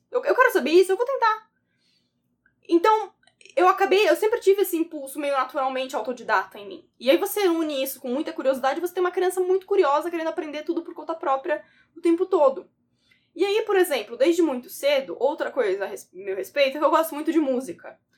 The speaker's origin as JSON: {"language": "Portuguese", "town": "São Vicente", "region": "São Paulo", "country": "Brazil", "tie": "born or raised there", "lives_now": "São Paulo, Brazil", "said": "eu nasci, eu sou, fui criada, inclusive, em São Vicente, no litoral sul de São Paulo, ainda que hoje eu more no, no na capital, em São Paulo, certo?"}